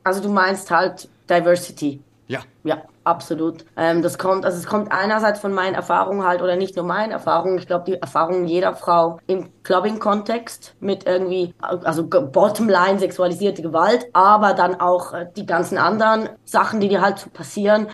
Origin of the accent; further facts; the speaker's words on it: Zurich, Switzerland; ich bin in der Innenstadt von Zürich groß geworden